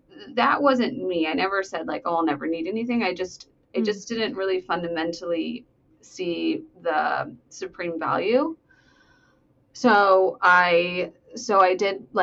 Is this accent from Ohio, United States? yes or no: no; Los Angeles, California, United States; I'm from Los Angeles